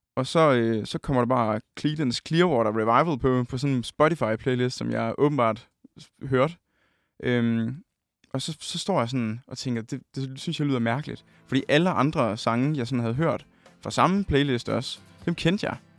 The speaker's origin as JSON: {"language": "Danish", "town": "Holsted", "region": "Southern Denmark", "country": "Denmark", "tie": "born or raised there", "said": "Vi står på min, øh, min forældres sådan, første sal øh, hjemme i Holsted"}